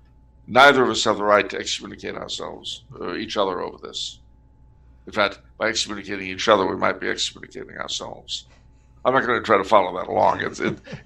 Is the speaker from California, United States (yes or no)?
yes; California, United States; I'm from California.